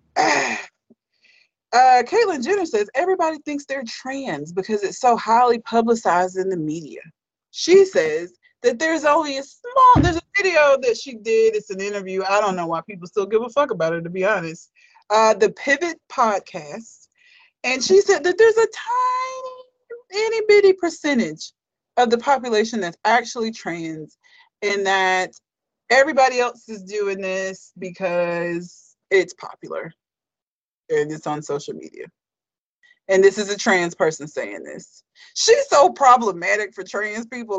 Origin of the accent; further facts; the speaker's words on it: United States; it's embarrassing to be from here